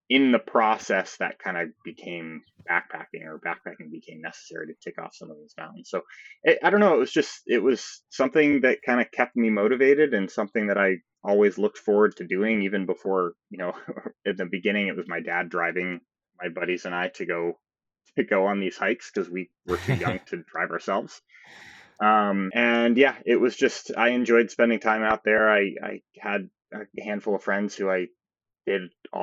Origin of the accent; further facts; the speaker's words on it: near Saratoga, upstate New York, United States; moved away as an adult; now in Colorado, United States; I'm from upstate New York originally, a small town outside of Saratoga, if anybody's familiar, not too far from the Adirondack